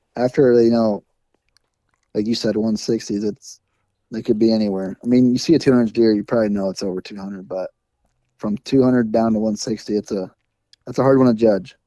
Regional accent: Iowa, United States; growing up in Iowa with the stigma

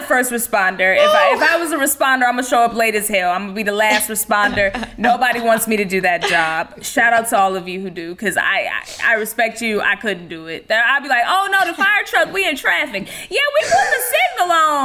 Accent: Texas, United States; I'm from Texas, where there's a very famous food cake factory in South Texas

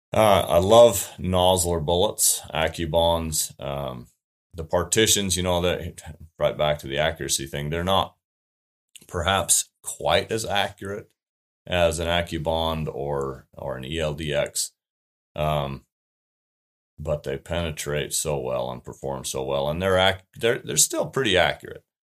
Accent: Utah, United States; moved away as an adult; We moved from Utah two and a half years ago

